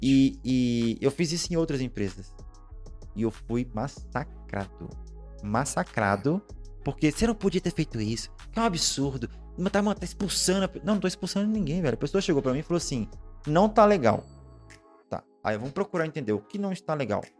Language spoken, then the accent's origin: Portuguese; Minas Gerais, Brazil; Eu sou mineiro, na verdade